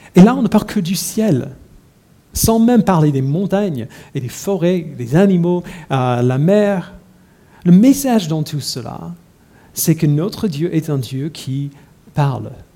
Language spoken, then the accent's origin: French; United States; now in Paris, France; je suis américain